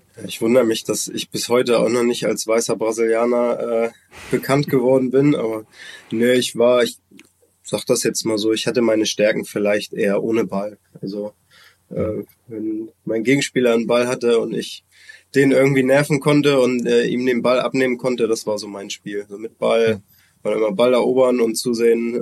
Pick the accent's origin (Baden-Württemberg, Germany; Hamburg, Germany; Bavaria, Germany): Hamburg, Germany; Hamburg ist meine, meine Heimatstadt, meine Geburtsstadt